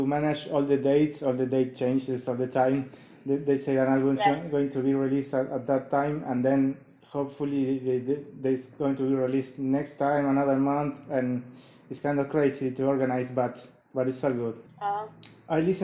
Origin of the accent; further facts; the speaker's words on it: Uruguay; I'm from Uruguay. I'm far, far away from you